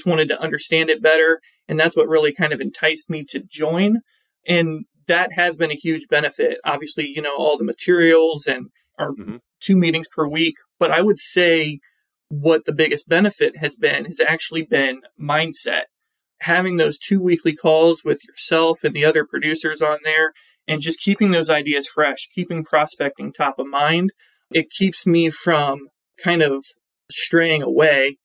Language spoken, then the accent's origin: English; Ohio, United States; I only work with manufacturing accounts here in my home state of Ohio